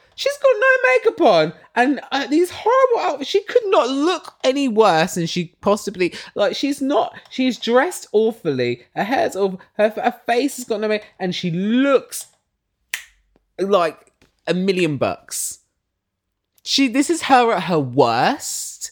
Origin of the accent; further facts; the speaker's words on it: United Kingdom; I'm British.